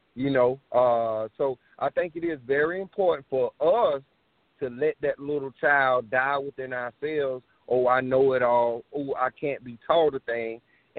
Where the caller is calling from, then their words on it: Columbia, South Carolina, United States; I am calling from South Carolina, Columbia, South Carolina.